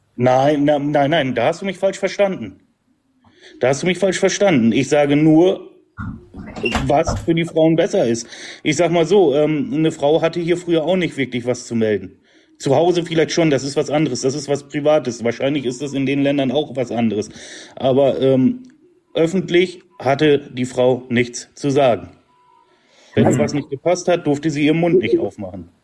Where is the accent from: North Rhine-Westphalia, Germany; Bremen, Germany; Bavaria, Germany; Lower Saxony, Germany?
Lower Saxony, Germany; Emsland; Ich komme aus dem Emsland